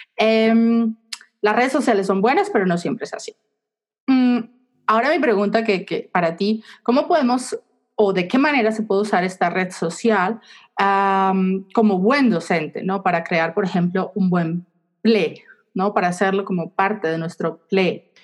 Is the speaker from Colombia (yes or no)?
yes; Colombia; Yo soy de Colombia